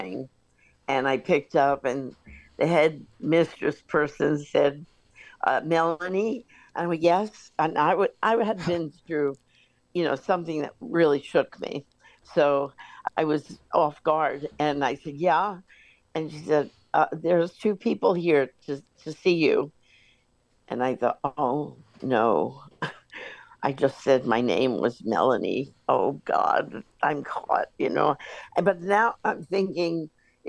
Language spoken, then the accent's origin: English; New York, United States; moved away as an adult; I'm from New York.